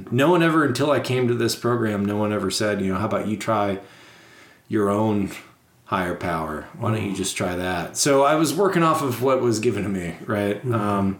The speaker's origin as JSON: {"language": "English", "town": "Warwick", "region": "Rhode Island", "country": "United States", "tie": "born or raised there", "also_born_or_lived": "Portsmouth, New Hampshire", "said": "I grew up in Providence, Rhode Island, just outside of it, Warwick. So super Italian, super Catholic area."}